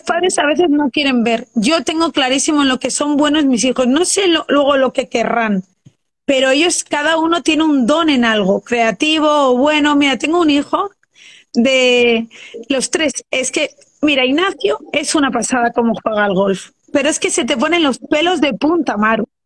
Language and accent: Spanish; Madrid, Community of Madrid, Spain; moved away as an adult; now in Luxembourg